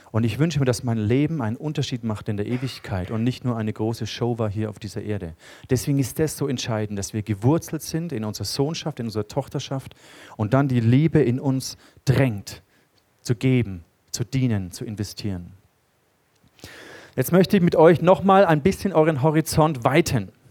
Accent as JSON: {"language": "German", "country": "Germany", "said": "Und äh, für uns ist es gar nicht so ein Begriff, Königtum und, und so. Das ist uns nicht nah als Deutsche."}